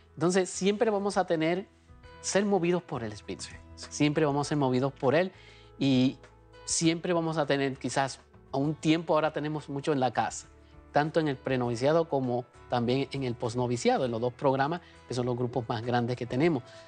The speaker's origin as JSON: {"language": "Spanish", "town": "Comerío", "country": "Puerto Rico", "tie": "born or raised there", "moved": "as an adult", "lives_now": "United States", "said": "en mi pueblo natal, allá en Comerío, Puerto Rico, de la diócesis de Caguas"}